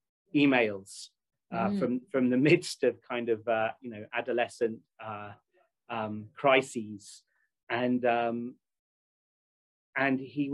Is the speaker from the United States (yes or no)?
no; United Kingdom; I'm British